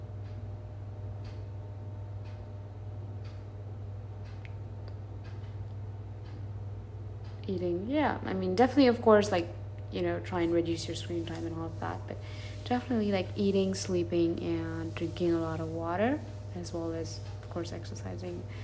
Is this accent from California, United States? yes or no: yes; California, United States; moved away; I'm from California